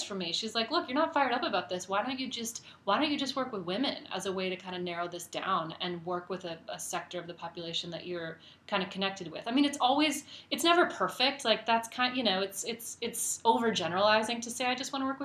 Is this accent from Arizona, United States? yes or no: yes; Phoenix, Arizona, United States; moved away as an adult; also born or lived in Midwest / Chicago / New York / San Francisco; I grew up in Phoenix